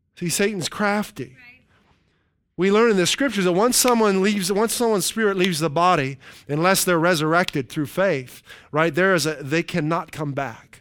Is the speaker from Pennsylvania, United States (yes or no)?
yes; Western Pennsylvania, United States; where I grew up in Western Pennsylvania